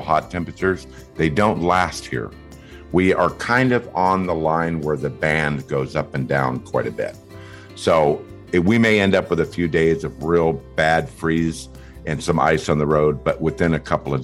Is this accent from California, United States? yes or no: yes; California, United States; moved away as an adult; now in Iowa, United States; I was actually born and raised in California